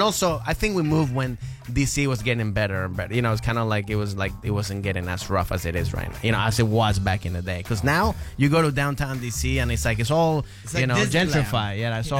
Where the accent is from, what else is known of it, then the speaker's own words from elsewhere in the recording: Maryland, United States; also born or lived in Venezuela; I was born in Venezuela. Venezuela. But okay, I grew up in Maryland.